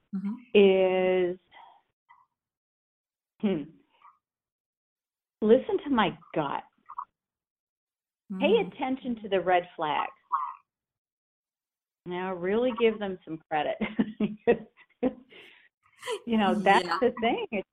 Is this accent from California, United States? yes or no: no; Corning, New York, United States; moved away as an adult; now in Charlotte, United States; was born and raised in Corning, New York